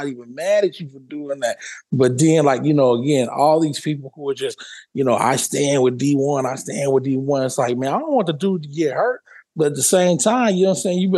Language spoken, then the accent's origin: English; Louisiana, United States; I'm from Louisiana